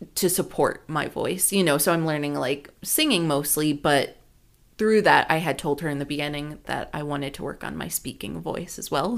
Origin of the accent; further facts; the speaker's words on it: California, United States; I'm from California